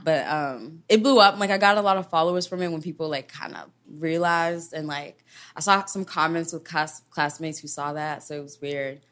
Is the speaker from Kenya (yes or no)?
yes; Kenya; moved away; I was born and raised there and I was a town kid.